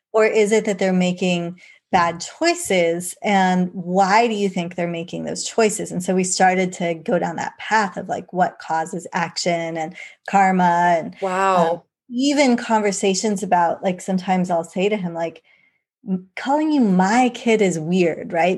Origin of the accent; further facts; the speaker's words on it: England, United Kingdom; I was born in England